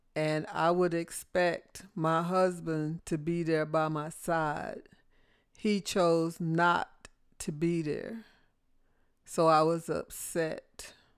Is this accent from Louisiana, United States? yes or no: yes; Jonesboro, Louisiana, United States; moved away; I was born and raised in Louisiana, Jonesboro, Louisiana.